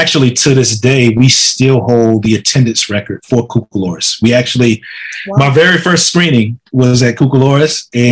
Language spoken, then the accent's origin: English; Laurinburg, North Carolina, United States; It's a historic black boarding and day school in my hometown.